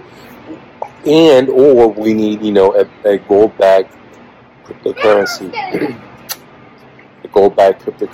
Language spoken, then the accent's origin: English; United States